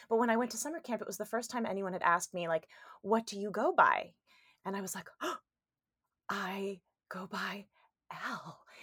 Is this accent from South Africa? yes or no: no; Detroit, Michigan, United States; moved away; also born or lived in Los Angeles, California; I grew up in the suburbs of Detroit, Michigan